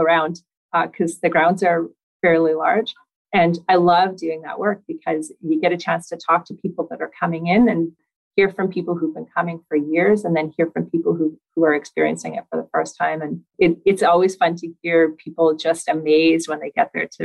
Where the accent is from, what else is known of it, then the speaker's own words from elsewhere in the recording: Winnipeg, Manitoba, Canada; I was born in Winnipeg. I've spent pretty much all of my life living here